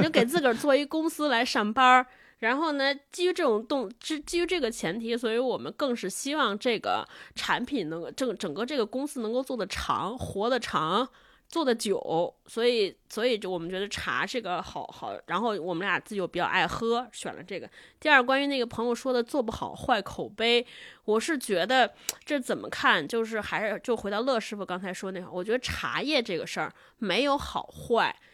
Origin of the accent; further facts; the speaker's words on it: China; 我们都是中国人